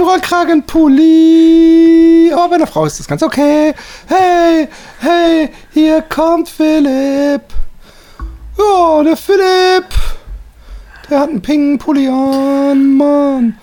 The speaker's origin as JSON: {"language": "German", "town": "Busenbach", "region": "Baden-Württemberg", "country": "Germany", "tie": "born or raised there", "moved": "yes", "lives_now": "Netherlands", "said": "in meinem ursprünglichen Ort, meinem Heimatort"}